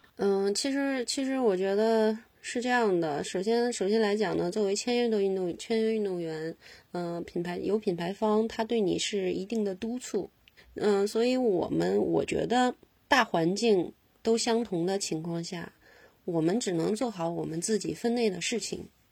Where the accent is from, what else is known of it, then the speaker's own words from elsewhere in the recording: Northeast China, China; 我是东北人